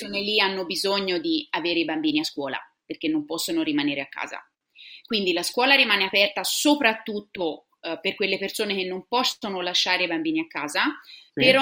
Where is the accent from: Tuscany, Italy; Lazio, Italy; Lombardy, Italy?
Tuscany, Italy; Siena; moved away as an adult; now in Sydney, Australia; Sono toscana